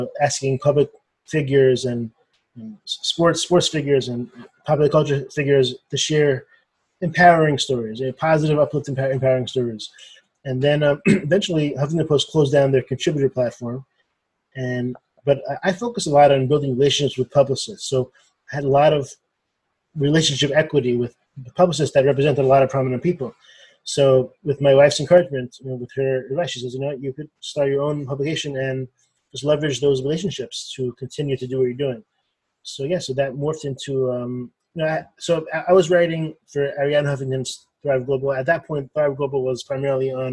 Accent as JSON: {"language": "English", "town": "Los Angeles", "region": "California", "country": "United States", "tie": "born or raised there", "also_born_or_lived": "Boston, Massachusetts / Baltimore, Maryland", "moved": "as an adult", "lives_now": "Maryland, United States", "said": "I grew up in Los Angeles, California, and I moved to the East Coast for school"}